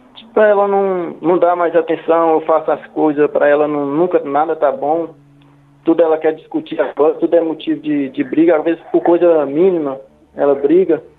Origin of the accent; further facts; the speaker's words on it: Minas Gerais, Brazil; now in Rio de Janeiro, Brazil; eu moro no Rio de Janeiro, só que aí nós somos de Minas Gerais